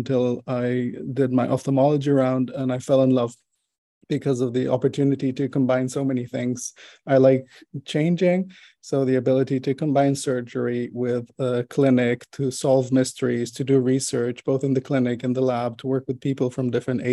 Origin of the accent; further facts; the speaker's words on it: Israel; moved away as an adult; now in Netherlands; I was born and raised in Israel